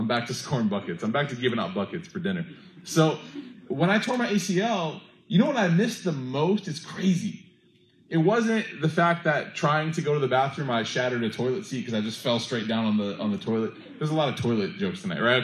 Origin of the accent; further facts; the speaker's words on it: United States; We're from America